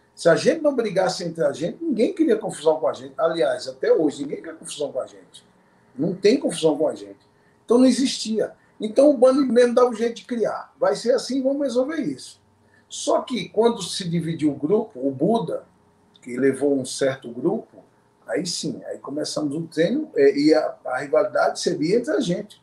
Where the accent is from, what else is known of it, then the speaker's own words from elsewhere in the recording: Natal, Rio Grande do Norte, Brazil; now in Brasília, Brazil; Natal é minha origem, onde eu nasci